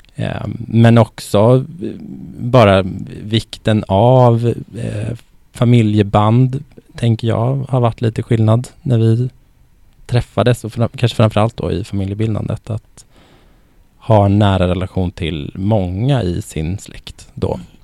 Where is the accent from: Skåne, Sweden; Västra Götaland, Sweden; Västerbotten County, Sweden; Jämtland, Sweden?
Västerbotten County, Sweden; Norrland; moved away as an adult; now in Stockholm, Sweden; jag är ju född och uppvuxen i eh, Västerbotten i mm. Norrland